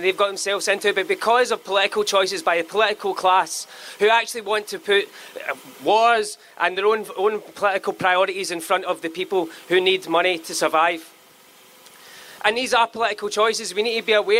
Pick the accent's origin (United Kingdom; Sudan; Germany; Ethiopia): United Kingdom; Johnstone, Scotland; also born or lived in Paisley; Where I grew up in Johnson